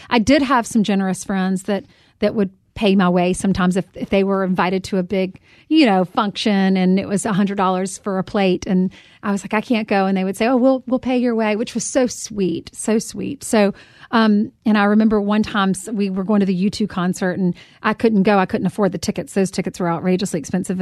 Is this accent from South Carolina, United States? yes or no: yes; South Carolina, United States; moved away as an adult; now in New York City, United States; a girl from South Carolina